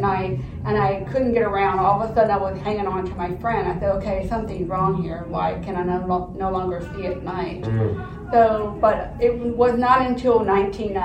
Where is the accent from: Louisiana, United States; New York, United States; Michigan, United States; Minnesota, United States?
Louisiana, United States; Sulphur; also born or lived in Houston; I'm born and raised in Louisiana